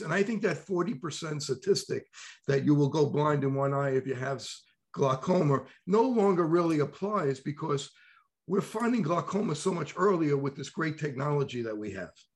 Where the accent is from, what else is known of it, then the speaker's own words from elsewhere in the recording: New York, United States; accent: New York; my new york accent